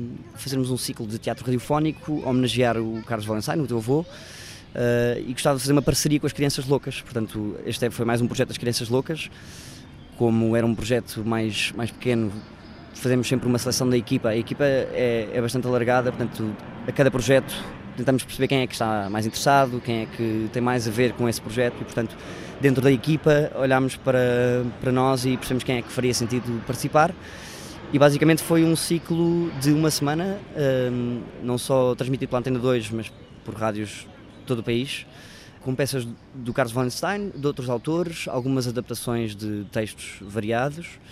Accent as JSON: {"language": "Portuguese", "town": "Cascais", "region": "Lisbon", "country": "Portugal", "tie": "born or raised there", "lives_now": "Lisbon, Portugal", "said": "eu não cresci em Lisboa, cresci em Cascais, nasci em Lisboa, mas passei grande parte da minha infância"}